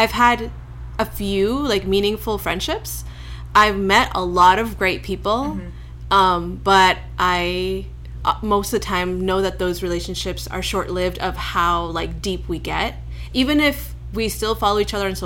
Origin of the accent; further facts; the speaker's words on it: Canada; also born or lived in New York; now in Los Angeles, United States; I grew up in Canada, and then I moved to New York.